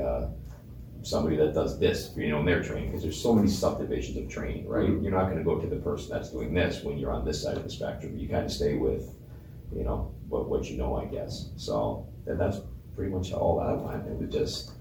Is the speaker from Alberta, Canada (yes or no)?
no; Windsor, Ontario, Canada; I am from Windsor